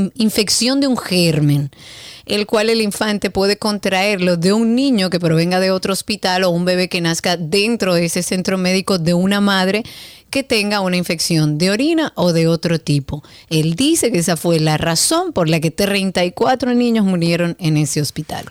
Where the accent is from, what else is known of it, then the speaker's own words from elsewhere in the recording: Dominican Republic; nosotros como dominicanos